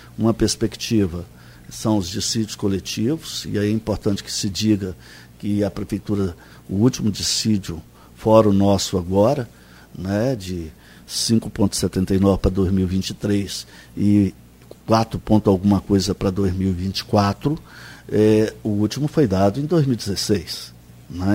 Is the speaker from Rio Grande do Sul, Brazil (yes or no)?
no; Minas Gerais, Brazil; now in Campos dos Goytacazes, Brazil; como bom mineiro que sou